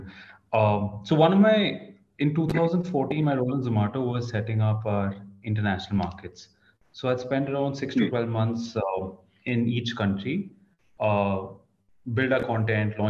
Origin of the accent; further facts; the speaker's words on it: India; also born or lived in Kolkata, West Bengal / Mumbai, Maharashtra; now in Delhi, India; I'm born and brought up in Calcutta and Bombay.